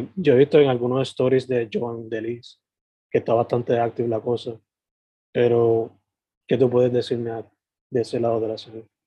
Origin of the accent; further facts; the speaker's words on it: Sabana Grande, Puerto Rico; now in San Juan metro area, Puerto Rico; yo soy originalmente de Sabana Grande San Germán y ahora vivo en el área metro